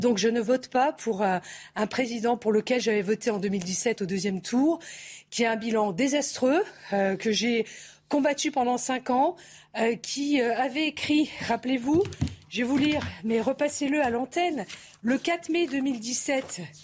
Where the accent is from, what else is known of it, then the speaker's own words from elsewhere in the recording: France; je suis française